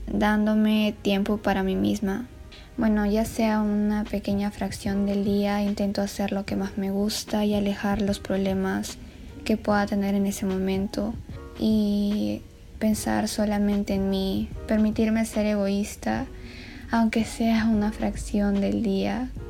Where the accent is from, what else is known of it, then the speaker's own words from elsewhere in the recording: Peru; soy de Perú